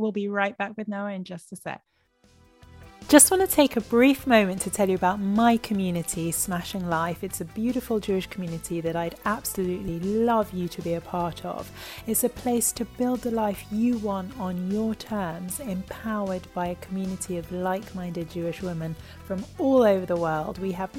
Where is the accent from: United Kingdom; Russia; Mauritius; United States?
United Kingdom; London; my mom's Israeli, but I was born in London and lived my childhood in London, grew up in London, but a very proud half Israeli here.